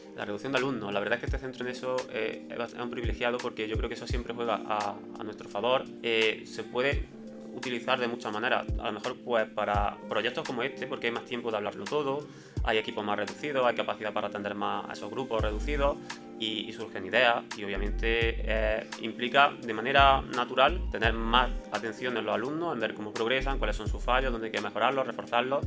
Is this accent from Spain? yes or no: yes; Montefrío, Andalusia, Spain; also born or lived in Granada; Yo estudié en Montefrío, un pueblo de Granada, donde cursé mis estudios pues, el colegio, el instituto